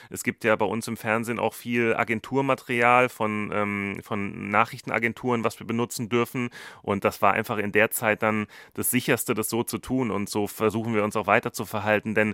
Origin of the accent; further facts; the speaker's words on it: Germany; now in India; dass wir nicht alleine als Deutsche dort in Indien sind.